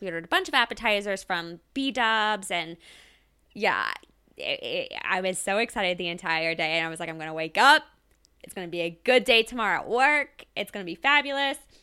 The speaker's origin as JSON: {"language": "English", "region": "Ohio", "country": "United States", "tie": "born or raised there", "said": "I grew up in Ohio. I'm born and raised, I'm an Ohio girl"}